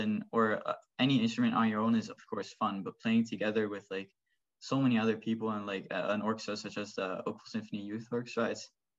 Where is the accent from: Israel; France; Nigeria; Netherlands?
Netherlands; now in Oakville, Canada; I came from the Netherlands where I played the violin and where I was kind of in a similar type of orchestra.